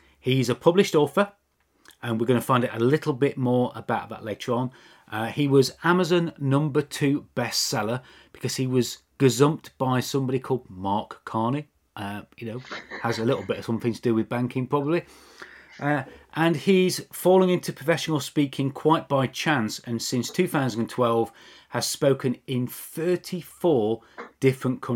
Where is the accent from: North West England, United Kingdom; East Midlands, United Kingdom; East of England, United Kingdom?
East Midlands, United Kingdom; Mansfield; moved away; my hometown of Mansfield